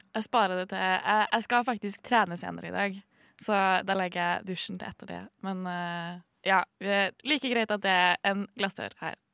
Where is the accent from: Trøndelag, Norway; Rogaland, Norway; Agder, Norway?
Trøndelag, Norway; Trondheim; jeg kommer fra eh, Trondheim sentrum